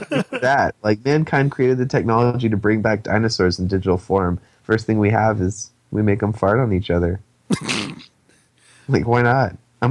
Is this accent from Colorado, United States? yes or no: no; New Mexico, United States; I'm from New Mexico